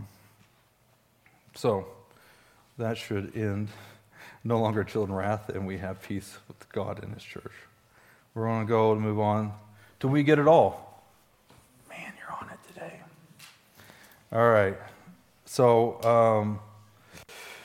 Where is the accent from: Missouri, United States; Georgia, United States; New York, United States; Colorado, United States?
Missouri, United States; Stone County; I'm from Stone County, Missouri.